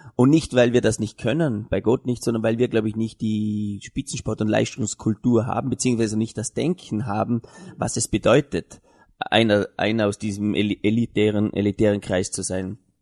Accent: Vorarlberg, Austria; wir als Vorarlberger Gesellschaft

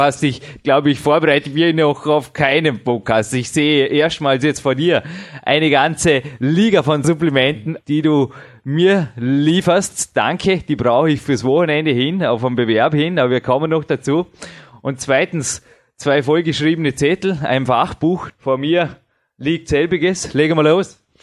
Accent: Vorarlberg, Austria; accent: Vorarlberger Mundart; unsere wunderschöne Vorarlberger Mundart

